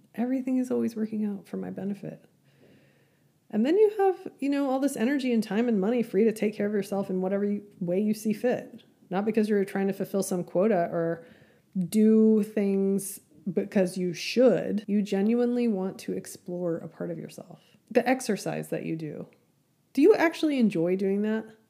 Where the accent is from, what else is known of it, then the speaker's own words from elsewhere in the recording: Amarillo, Texas, United States; my hometown of Amarillo, Texas